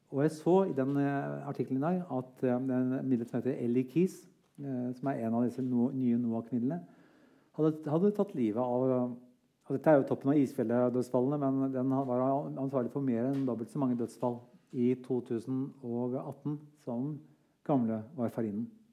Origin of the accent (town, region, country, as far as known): Norway